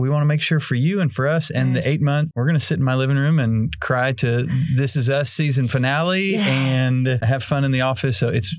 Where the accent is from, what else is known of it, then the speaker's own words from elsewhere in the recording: Arkansas, United States; I grew up here in Northwest Arkansas. I was born and raised here.